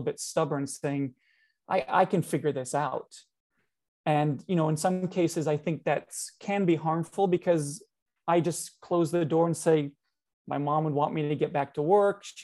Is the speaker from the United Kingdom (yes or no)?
no; Canada; we Canadians